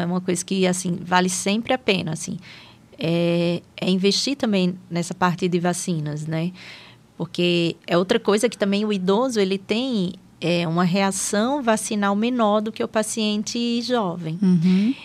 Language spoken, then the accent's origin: Portuguese; Aracaju, Sergipe, Brazil; moved away as an adult; also born or lived in São Paulo; now in Taubaté, Brazil; eu sou natural de Aracaju, né? Eu sou de Sergipe